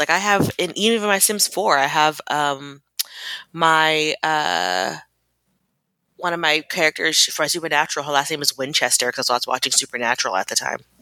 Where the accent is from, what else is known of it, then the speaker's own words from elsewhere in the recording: Germany; moved away; I grew up in Germany